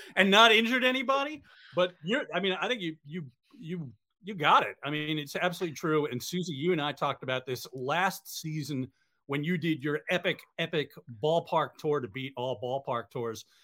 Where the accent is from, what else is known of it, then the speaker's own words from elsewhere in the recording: New York, United States; I grew up in New York going to Mets games and Yankees games.